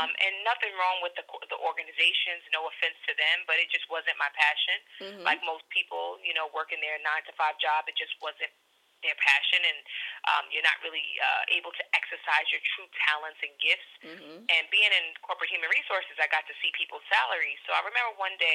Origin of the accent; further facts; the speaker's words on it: New York City, New York, United States; someone from the Bronx